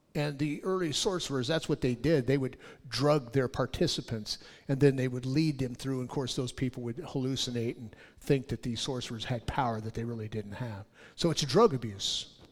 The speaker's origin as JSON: {"language": "English", "region": "California", "country": "United States", "said": "I'm from California"}